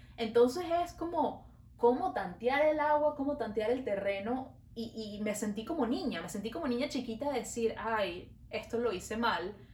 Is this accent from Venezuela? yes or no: yes; Venezuela; now in Montreal, Canada